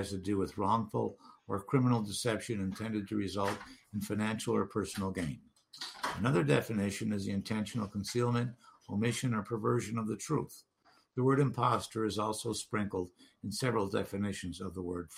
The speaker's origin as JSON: {"language": "English", "town": "Duluth", "region": "Minnesota", "country": "United States", "tie": "born or raised there", "moved": "yes", "said": "I returned to Duluth, my hometown, in June 2016"}